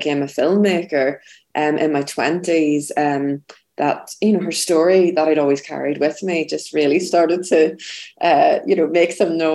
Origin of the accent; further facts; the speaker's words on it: Belfast, Northern Ireland, United Kingdom; I'm from Belfast. I grew up in Belfast in the 80s and 90s